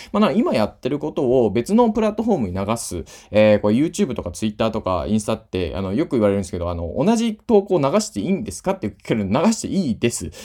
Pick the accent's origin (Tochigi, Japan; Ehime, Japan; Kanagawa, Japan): Ehime, Japan; Imabari; 同じ高校出身なんですよ。今治西高校っていうね